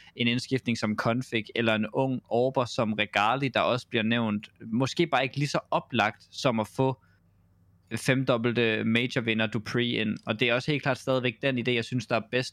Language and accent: Danish; Denmark; som dansker